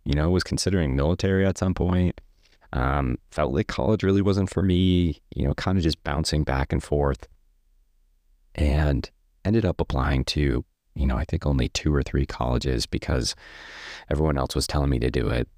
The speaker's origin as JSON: {"language": "English", "town": "Stafford Springs", "region": "Connecticut", "country": "United States", "tie": "born or raised there", "also_born_or_lived": "Rhode Island", "moved": "yes", "lives_now": "Maine, United States", "said": "we moved to a town, a really small town in Connecticut called Stafford Springs"}